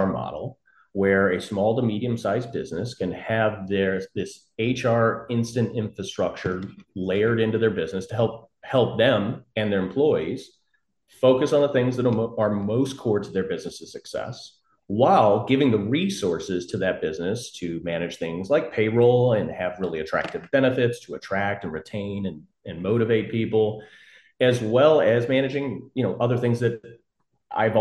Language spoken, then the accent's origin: English; St. Louis, Missouri, United States; also born or lived in San Francisco; I grew up here in St. Louis, kind of born and raised, never really left outside of maybe 3-4 years out in San Francisco and Silicon Valley